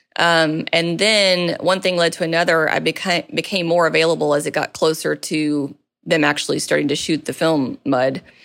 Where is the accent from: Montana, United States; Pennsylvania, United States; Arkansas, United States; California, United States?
Arkansas, United States; Maumelle; moved away as an adult; also born or lived in Little Rock, Arkansas / Conway, Arkansas / New York / Los Angeles; I was born and raised in, uh, the, the Little Rock, North Little Rock area, and, um, spent a lot of my time growing up in Maumelle specifically